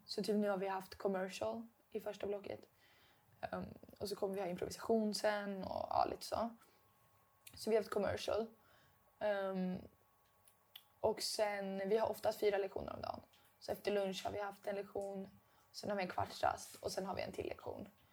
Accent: Dalarna County, Sweden; accent: dalmål; moved away as an adult; now in Stockholm, Sweden; Det känns som jag pratar mer dalmål nu än vad jag gjorde hemma. Men det kanske ja. är för att nu är jag den enda som pratar dalmål

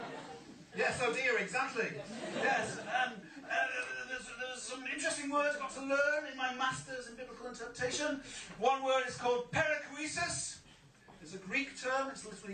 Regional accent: England, United Kingdom; moved away as an adult; now in Glasgow, United Kingdom; being English and coming from Bridgeton in the east end of Glasgow.

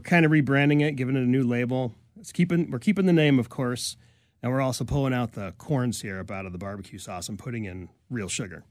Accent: New York, United States; now in Bellingham, United States; I grew up in New York

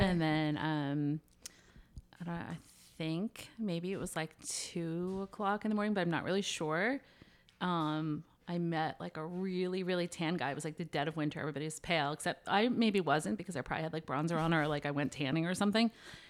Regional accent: Pennsylvania, United States; now in Atlantic Highlands, United States; moved to Atlantic Highlands, which is like a halfway point for us because your dad's from Long Island and I'm from Pennsylvania, as you know.

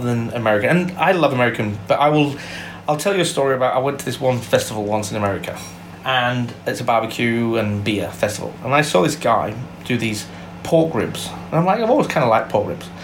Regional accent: England, United Kingdom; moved away as an adult; now in Melbourne, Australia; I'm English born. I've been here. F- I came out to Australia when I was twenty

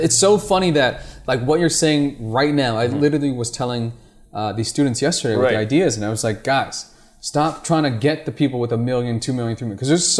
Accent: Philippines; I'm Filipino

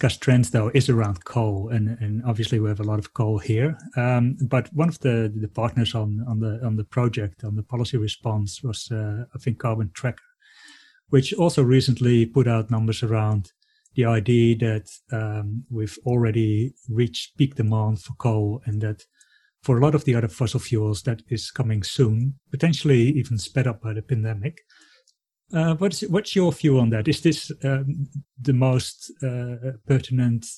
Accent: Netherlands; moved away as an adult; now in Australia; I was born in the Netherlands and came here about 15 years ago

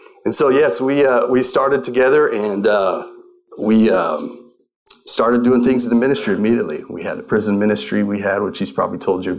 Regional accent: Colorado, United States; moved away as an adult; also born or lived in Tulsa, Oklahoma; now in Arizona, United States; I grew up actually in Colorado

